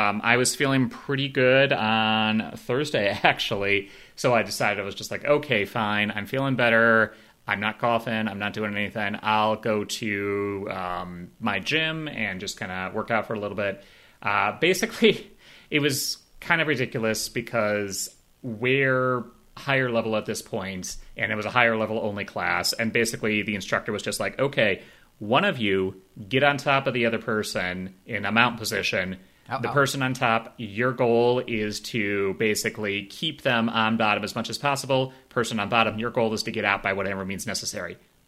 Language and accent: English; Chicago, Illinois, United States; now in North Carolina, United States; I grew up in Chicago